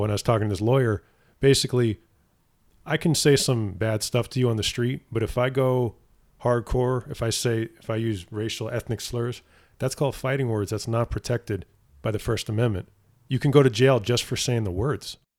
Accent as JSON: {"language": "English", "region": "East Coast", "country": "United States", "tie": "born or raised there", "moved": "yes", "said": "I grew up on the East Coast"}